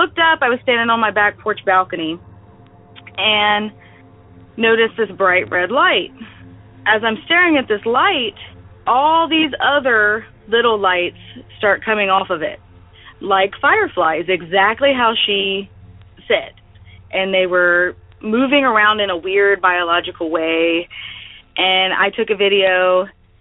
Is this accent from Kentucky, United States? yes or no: no; Ohio, United States; I'm from Ohio